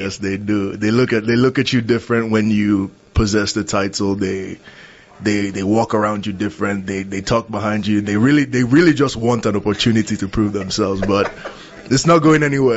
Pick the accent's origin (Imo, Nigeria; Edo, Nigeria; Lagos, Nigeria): Lagos, Nigeria; moved away as an adult; grew up in Lagos, Nigeria. I was mm. born there. I grew up there. Spent 19 years of my life there